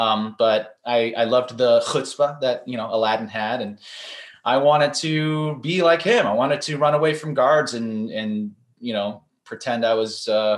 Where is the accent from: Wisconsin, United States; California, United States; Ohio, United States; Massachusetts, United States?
California, United States; San Francisco; I grew up in San Francisco, California